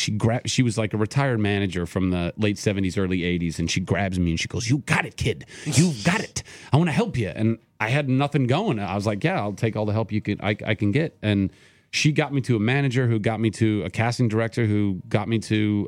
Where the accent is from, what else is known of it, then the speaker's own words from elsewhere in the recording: Ventura, California, United States; And I grew up in Ventura, California, so you'd think, oh, the beach, like, go and surf.